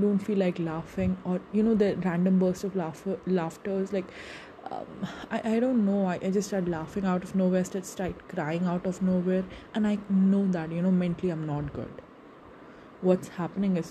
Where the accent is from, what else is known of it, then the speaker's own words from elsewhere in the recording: India; I'm from India